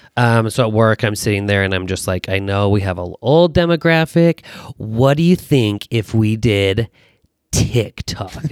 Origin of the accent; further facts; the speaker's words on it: Taylorsville, Utah, United States; also born or lived in Fresno, California / Fullerton, California; from Utah, born and raised in Taylorsville